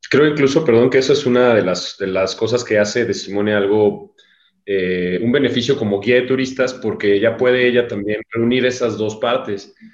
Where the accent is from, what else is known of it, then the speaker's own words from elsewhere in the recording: Mexico; Y yo como guía mexicano que no he visitado todavía Europa